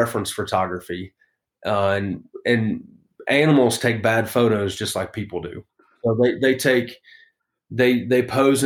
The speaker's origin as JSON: {"language": "English", "region": "Western Illinois", "country": "United States", "tie": "born or raised there", "said": "I actually grew up in Western Illinois"}